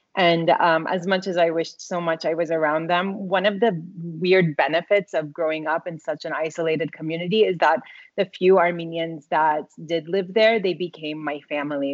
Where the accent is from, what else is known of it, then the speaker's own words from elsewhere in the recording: Tulsa, Oklahoma, United States; I grew up in Oklahoma